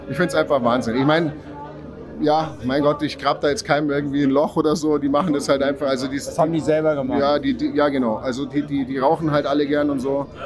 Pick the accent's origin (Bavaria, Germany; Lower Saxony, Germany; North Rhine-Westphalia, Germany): Bavaria, Germany; Landsberg am Lech; Ja, ich tätowiere jetzt seit ja, 20 Jahren. Ich komme aus Landsberg am Lech.